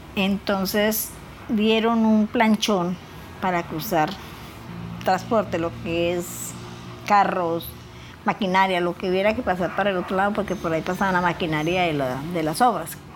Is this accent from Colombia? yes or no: yes; Monterrey, Casanare, Colombia; moved away; also born or lived in Mapiripán, Meta / Villavicencio, Meta / San Juan de Arama, Meta; Nací en Monterrey, Casanare